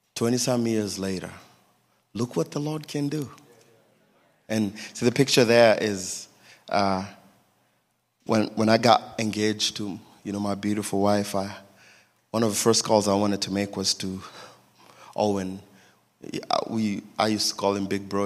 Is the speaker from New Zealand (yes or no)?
no; Nairobi, Kenya; I was born in Nairobi, Kenya, in a family of three boys